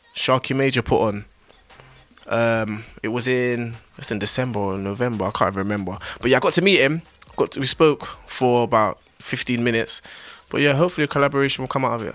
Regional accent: London, United Kingdom; Northwest London

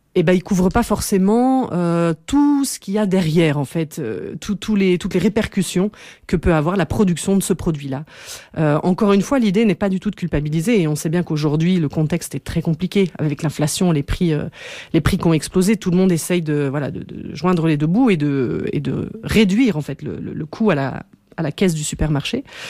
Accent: Belgium; chez nous en Belgique

